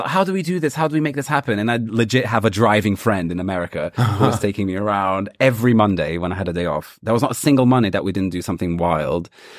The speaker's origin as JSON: {"language": "English", "region": "London", "country": "United Kingdom", "said": "Whereas I come from London."}